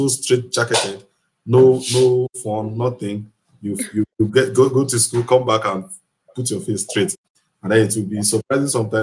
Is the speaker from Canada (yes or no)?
no; Kogi, Nigeria; I am from Kogi State. They call it Middle Belt, but then I think it's, I don't know, whether it's North Central. We are the Gala-speaking people of that area